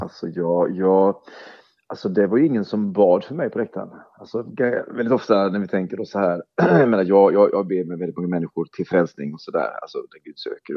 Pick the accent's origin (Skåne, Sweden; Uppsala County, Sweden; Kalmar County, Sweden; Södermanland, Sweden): Kalmar County, Sweden; Oskarshamn; i min hemstad Oskarshamn är uppvuxen